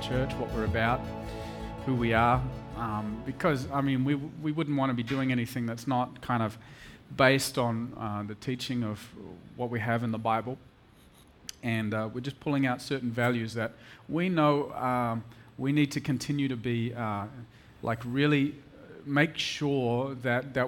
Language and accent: English; Perth, Western Australia, Australia; moved away as an adult; now in Mumbai, India; I come from Perth, a little city of 2 million people, little Perth boy